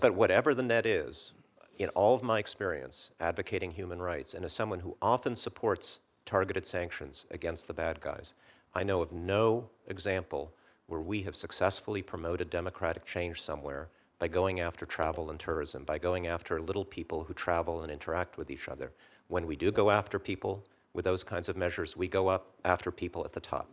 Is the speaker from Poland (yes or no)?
yes; Poland; now in United States; my home country, Poland, in the nineteen eighties